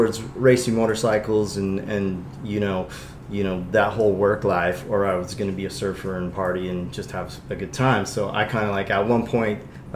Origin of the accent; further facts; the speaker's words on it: Long Beach, California, United States; I grew up in Long Beach too